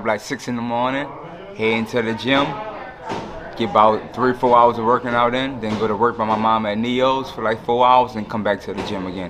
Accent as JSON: {"language": "English", "town": "New Orleans", "region": "Louisiana", "country": "United States", "said": "I'm from New Orleans, Louisiana."}